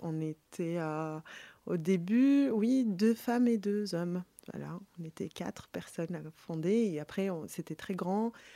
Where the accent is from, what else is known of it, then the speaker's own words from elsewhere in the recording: Tunis, Tunis Governorate, Tunisia; je suis née à Tunis